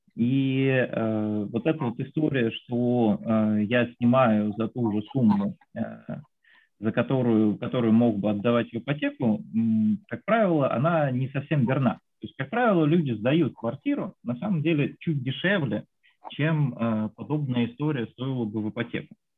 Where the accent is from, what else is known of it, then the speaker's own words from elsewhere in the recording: Voronezh, Voronezh Oblast, Russia; now in Moscow, Russia; я сам из Воронежа, вот сейчас живу в Москве